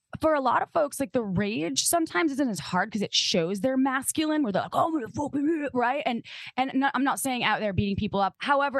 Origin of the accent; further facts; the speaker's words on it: Midwest, United States; We're all from the Midwest